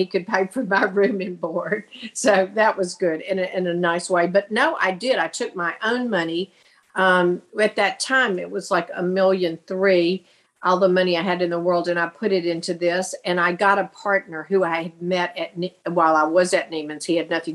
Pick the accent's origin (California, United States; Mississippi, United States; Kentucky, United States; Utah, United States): Mississippi, United States; Hattiesburg; moved away as an adult; also born or lived in Alabama / Houston, Texas; I grew up in Hattiesburg, Mississippi